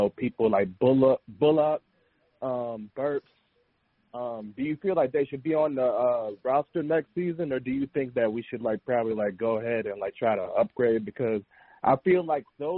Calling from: Charlotte, North Carolina, United States; I'm calling from Charlotte, North Carolina

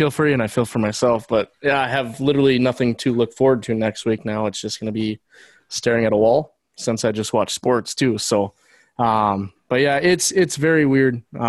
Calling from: Bismarck, North Dakota, United States; I'm calling from Bismarck, North Dakota.

